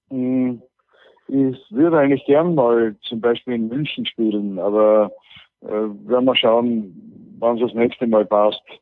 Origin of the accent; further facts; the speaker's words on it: Austria; Und weil aber die Lage bei uns in Österreich so ist, dass äh, Leute wie ich auf